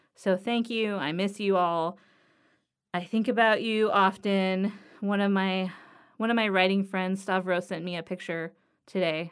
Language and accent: English; Los Angeles, California, United States; I grew up in Harbor City